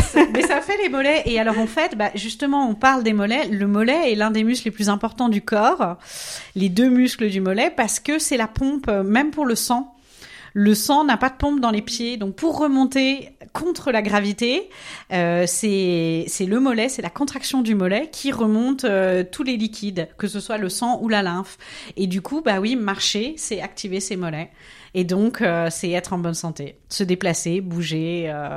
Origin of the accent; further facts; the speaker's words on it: Nancy, Grand Est, France; moved away as an adult; also born or lived in Strasbourg; now in Zurich, Switzerland; Je suis française, originaire de Nancy, mais j'ai vécu à Strasbourg